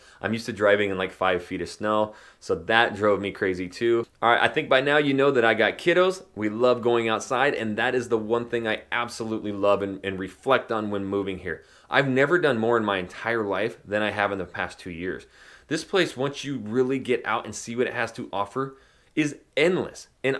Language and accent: English; Idaho, United States; Yes, again, I am from Northern Idaho, small town. It's a logging mining town, which now has blown up.